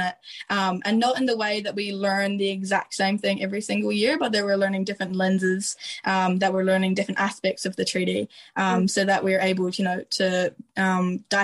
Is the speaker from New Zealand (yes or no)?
yes; New Zealand; also born or lived in Ireland; I moved from Ireland to New Zealand when I was 7